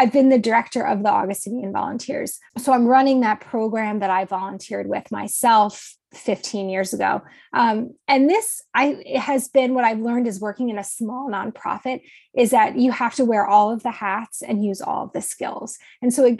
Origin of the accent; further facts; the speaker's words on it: Hamilton, New Jersey, United States; I'm originally from Hamilton, New Jersey